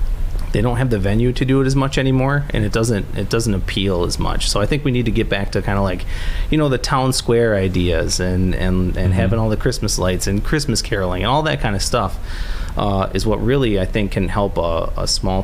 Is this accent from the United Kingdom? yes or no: no; Omro, Wisconsin, United States; I grew up in Omro. I lived there for a good chunk of my life. We moved out for a little bit, then came back when my wife accepted the job as the principal of the middle school, high school.